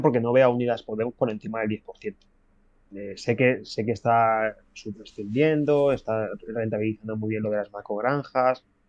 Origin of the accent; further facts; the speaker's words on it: Community of Madrid, Spain; Yo de donde vengo, de, una, de una, ciudad de, de, aquí del sur de, Madrid